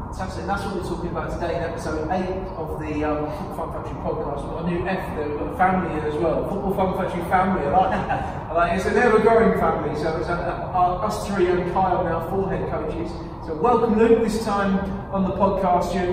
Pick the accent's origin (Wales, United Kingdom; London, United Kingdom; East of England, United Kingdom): East of England, United Kingdom; King's Lynn; moved away as an adult; also born or lived in Newmarket; now in Red Lodge, United Kingdom; I was, I was born in Kings Lynn, um, so about an hour from here. And, and when I started working in Cambridge, that's when I sort of moved to the area. I moved to sort of the New Mummy area. And then Red Lodge